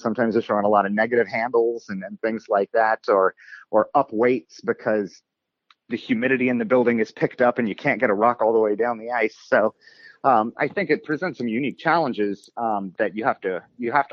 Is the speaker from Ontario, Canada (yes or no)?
yes; Windsor, Ontario, Canada; moved away as an adult; also born or lived in Toronto area; now in Pittsburgh, United States; I was born and raised in Windsor, Ontario, up in Canada.